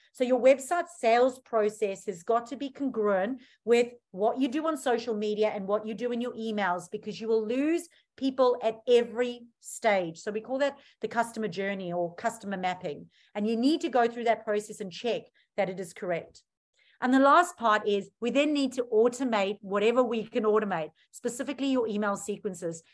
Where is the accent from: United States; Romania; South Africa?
South Africa; now in Australia; I'm originally from South Africa.